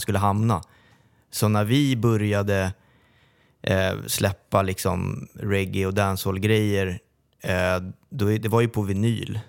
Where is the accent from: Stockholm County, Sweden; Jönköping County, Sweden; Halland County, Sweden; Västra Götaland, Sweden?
Stockholm County, Sweden; Sollentuna; Som är från Sollentuna också, som, som jag.